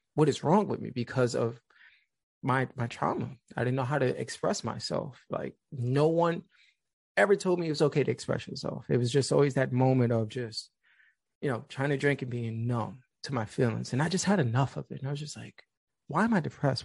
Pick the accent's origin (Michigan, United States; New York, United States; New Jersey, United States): New York, United States; New York City; Being from the Bronx